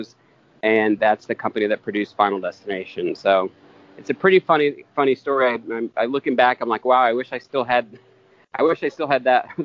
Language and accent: English; Eastern Kentucky, United States; I grew up in Eastern Kentucky